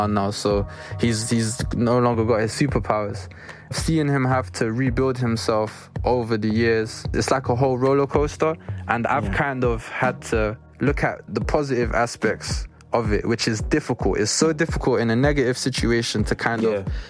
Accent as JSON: {"language": "English", "region": "London", "country": "United Kingdom", "tie": "born or raised there", "said": "we were all born and bred in Brent"}